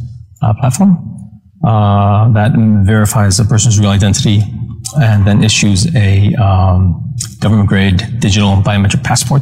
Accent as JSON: {"language": "English", "country": "Iceland", "moved": "yes", "said": "I'm from Iceland originally, and so I have an Icelandic EID"}